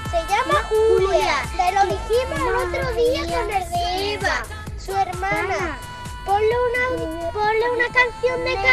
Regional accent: Ronda, Andalusia, Spain; soy de Ronda y voy ahora mismo a Urique.

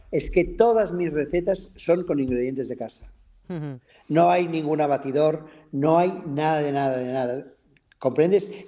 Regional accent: Catalonia, Spain; soy catalán

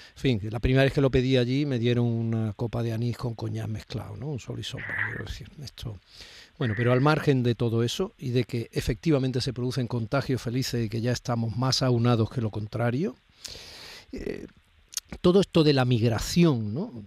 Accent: Málaga, Andalusia, Spain; yo soy malagueño

